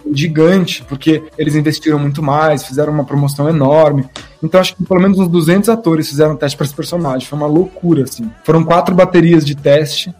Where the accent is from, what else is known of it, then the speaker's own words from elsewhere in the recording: Brazil; nós, como brasileiros